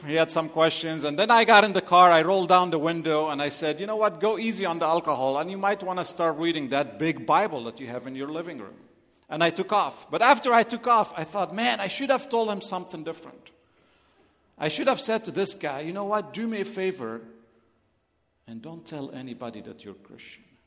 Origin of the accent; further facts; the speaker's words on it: Lebanon; accent: Lebanese; English is a second language; moved away; If you're wondering where my accent is from, I'm Lebanese